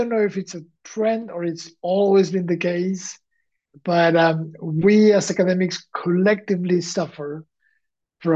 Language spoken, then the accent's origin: English; Valencian Community, Spain; moved away; also born or lived in Xàbia; I am from Spain, and I am from the east, from the region called Valencia